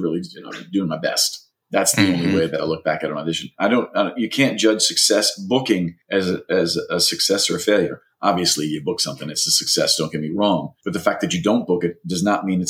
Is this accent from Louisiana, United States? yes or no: yes; Louisiana, United States; moved away as an adult; now in Los Angeles, United States; from Louisiana too